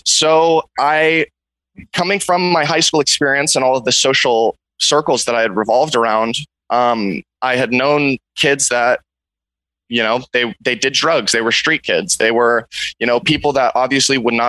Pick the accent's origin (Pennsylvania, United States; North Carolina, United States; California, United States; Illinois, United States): California, United States; Big Sur; I grew up in Big Sur. You know, I was raised on a cattle ranch.